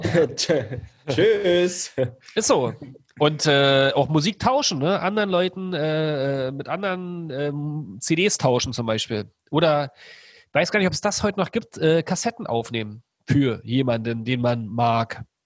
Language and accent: German; outside Berlin, Brandenburg, Germany; ich bin ja im Osten groß geworden, in der Platte sozusagen, außerhalb von Berlin so ein bisschen